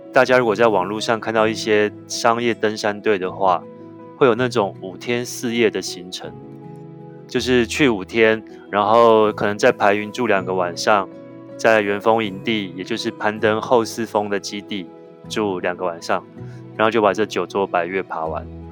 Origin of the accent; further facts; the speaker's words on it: Taiwan; 我们台湾人坐拥世界上最精彩的 mountain collections